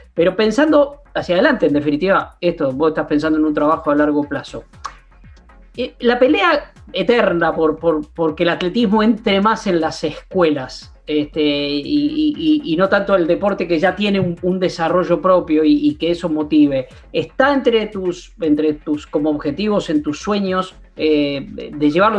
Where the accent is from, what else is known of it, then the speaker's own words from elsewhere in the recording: interior of Buenos Aires Province, Argentina; Yo que soy bonaerense del interior